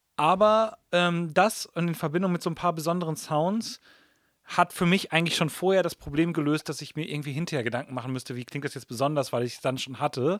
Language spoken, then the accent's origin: German; Germany; wir sind letztendlich alle in Deutschland aufgewachsen. Englisch ist nicht unsere erste Sprache